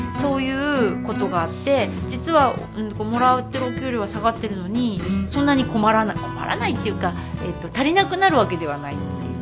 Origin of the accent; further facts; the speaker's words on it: Chiba, Japan; now in Hokkaido, Japan; 子供の頃、えっと、千葉にいた